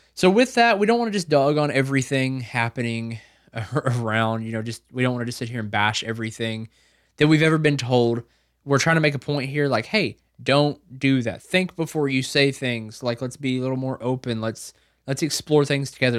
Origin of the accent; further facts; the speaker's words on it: the South, United States; I was raised in the South.